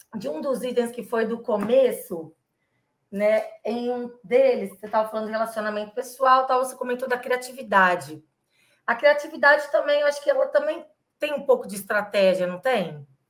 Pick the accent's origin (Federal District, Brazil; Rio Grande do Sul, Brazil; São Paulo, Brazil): São Paulo, Brazil; Ribeirão Preto; now in São Paulo, Brazil; eu sou de Ribeirão Preto também, mudei para São Paulo